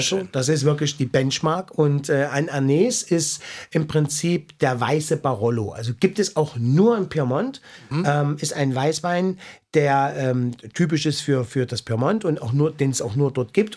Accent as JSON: {"language": "German", "region": "East Germany", "country": "Germany", "said": "ich komme aus dem Osten"}